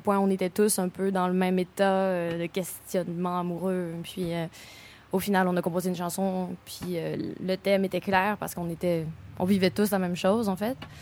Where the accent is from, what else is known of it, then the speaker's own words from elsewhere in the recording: Montreal, Quebec, Canada; also born or lived in Boucherville; moi, je viens de Montréal, né à Boucherville. J'ai déménagé avec ma mère, euh, pour le secondaire à onze ans